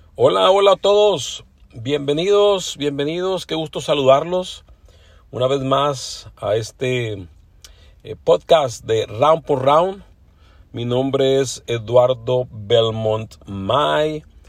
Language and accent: Spanish; Mexico; now in Los Angeles, United States; aunque soy mexicano, bueno, ya tengo muchos años radicando aquí en Los Ángeles, California